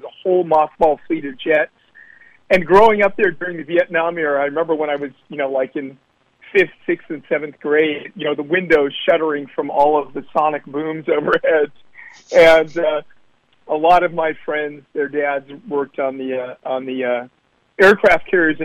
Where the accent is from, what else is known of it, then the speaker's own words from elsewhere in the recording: Oakland, California, United States; also born or lived in Alameda, California; I was born in Oakland